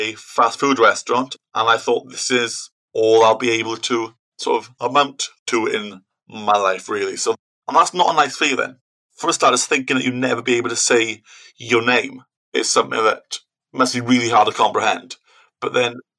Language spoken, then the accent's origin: English; Wales, United Kingdom; I'm from Wales, I had to do speaking Welsh exams as well